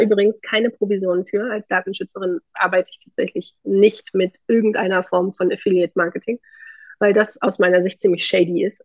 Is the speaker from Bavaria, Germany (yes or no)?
no; Thuringia, Germany; ich komme aus Thüringen, wir haben hier eine sehr äh, aktive Gründerlandschaft